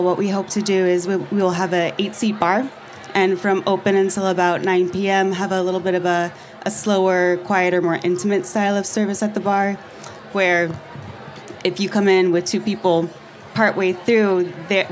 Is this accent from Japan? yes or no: yes; Japan; moved away as an adult; now in Chicago, United States; I grew up in Japan